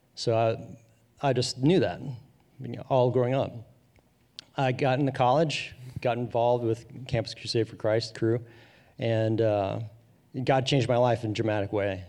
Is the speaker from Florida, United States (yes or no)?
no; Madeira, Ohio, United States; I grew up in Madeira, Ohio, a small, predominantly white suburb of Cincinnati